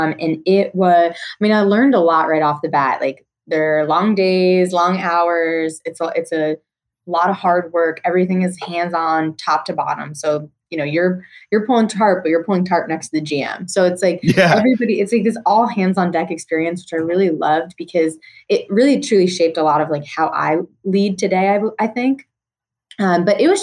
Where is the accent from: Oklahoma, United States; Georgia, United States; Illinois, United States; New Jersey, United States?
New Jersey, United States; moved away; also born or lived in Tennessee; I grew up right outside New York City in New Jersey